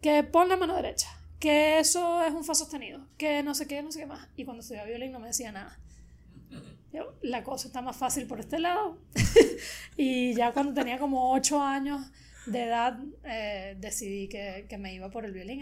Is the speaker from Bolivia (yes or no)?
no; Venezuela; moved away as an adult; now in Miami, United States; mi pueblo de Latillo, que es donde crecí